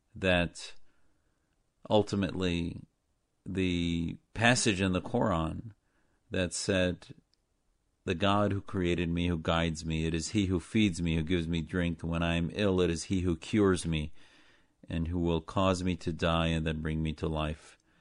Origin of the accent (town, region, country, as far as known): Neenah, Wisconsin, United States; born or raised there